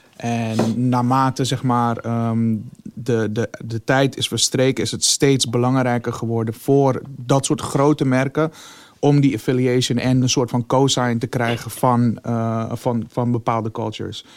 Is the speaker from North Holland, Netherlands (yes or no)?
yes; Amsterdam, North Holland, Netherlands; wij komen uit Amsterdam